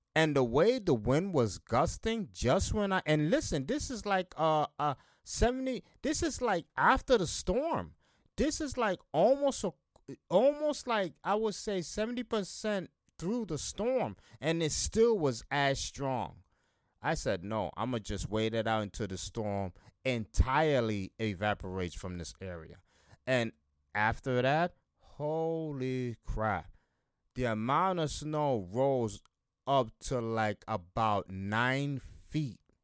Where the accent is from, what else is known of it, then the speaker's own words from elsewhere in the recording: Buffalo, New York, United States; here in my hometown